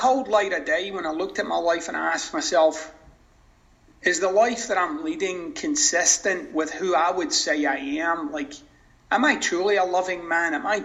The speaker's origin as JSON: {"language": "English", "region": "Scotland", "country": "United Kingdom", "moved": "yes", "lives_now": "Florida, United States", "said": "I'm originally from Scotland."}